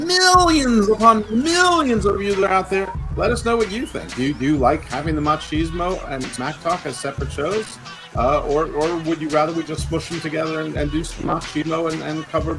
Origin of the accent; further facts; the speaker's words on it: United States; No, I'm from America, the land of giants.